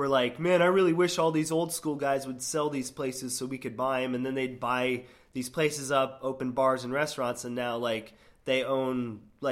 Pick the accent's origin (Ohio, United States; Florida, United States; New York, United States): Florida, United States; Sarasota; also born or lived in New Hampshire; now in Gainesville, United States; I grew up in Sarasota, Florida, in the bonehead days